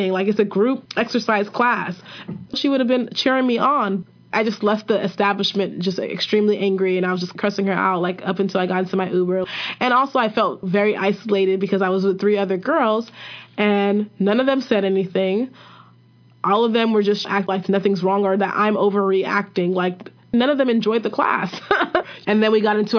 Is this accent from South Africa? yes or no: no; Nigeria; I'm Nigerian.